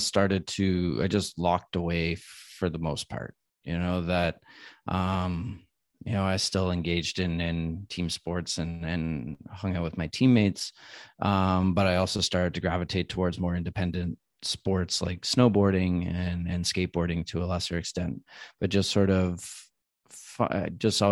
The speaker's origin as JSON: {"language": "English", "town": "Ottawa", "region": "Ontario", "country": "Canada", "tie": "born or raised there", "moved": "yes", "lives_now": "Vancouver, Canada", "said": "So I grew up back in Ottawa"}